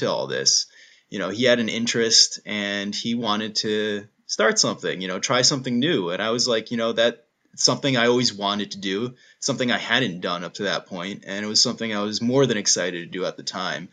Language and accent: English; Wallington, New Jersey, United States; moved away as an adult; also born or lived in New Brunswick, New Jersey; now in Philadelphia, United States; So I was born in New Jersey, right outside of New York City, Bergen County, small town called Wallington. Is where I grew up there